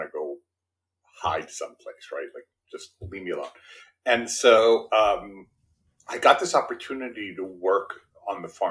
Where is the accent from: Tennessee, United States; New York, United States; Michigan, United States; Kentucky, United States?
New York, United States; New York City; first language Spanish; English is a second language; I grew up in Brooklyn, New York, in a blue collar house